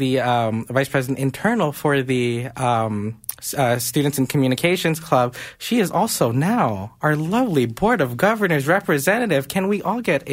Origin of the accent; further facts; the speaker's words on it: Philippines; I am Filipino